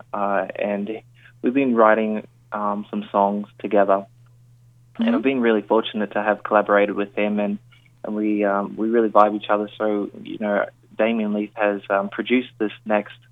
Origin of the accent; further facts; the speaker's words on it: Queensland, Australia; now in Sydney, Australia; I feel like I'm a Queenslander through and through. But yeah, at the moment, Sydney is home